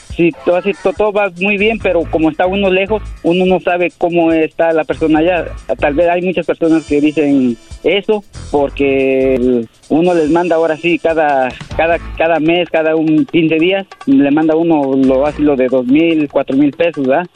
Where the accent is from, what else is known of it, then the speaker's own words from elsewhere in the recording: Puebla, Mexico; now in United States; yo soy de Puebla